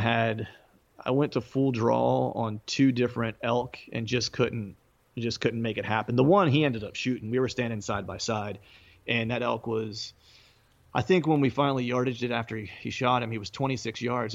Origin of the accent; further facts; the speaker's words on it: Bedford, Pennsylvania, United States; now in suburbs of Philadelphia, United States; my hometown Bedford